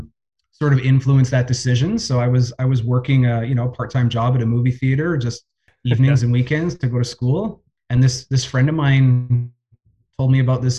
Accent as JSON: {"language": "English", "town": "Winnipeg", "region": "Manitoba", "country": "Canada", "tie": "born or raised there", "said": "Winnipeg boy, born and raised, spent all of my school years here"}